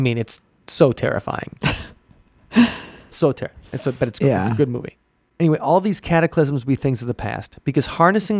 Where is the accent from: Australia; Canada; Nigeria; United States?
United States; Midwest; you grew up in the Midwest